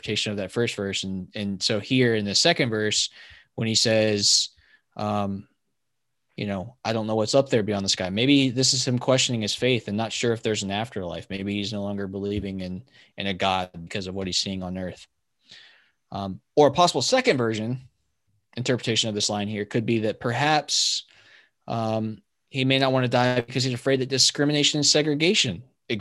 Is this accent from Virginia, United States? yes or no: yes; Virginia, United States; I grew up in Virginia